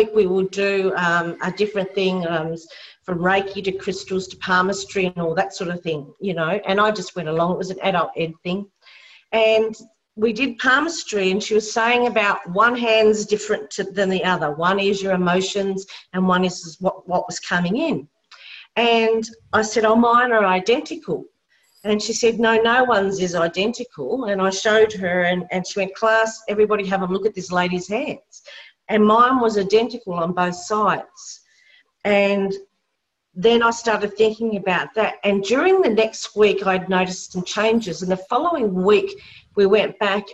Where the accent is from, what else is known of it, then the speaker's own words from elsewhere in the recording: Tasmania, Australia; I'm from Tassie, we're into the AFL football